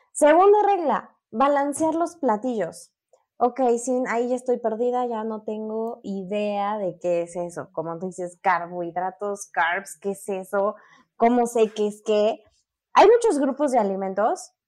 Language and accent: Spanish; Mexico City, Mexico; soy de la Ciudad de México